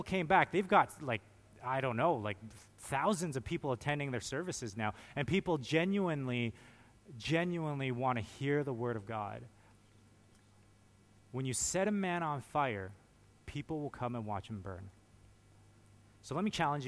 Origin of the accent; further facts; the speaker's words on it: Canada; Being a Canadian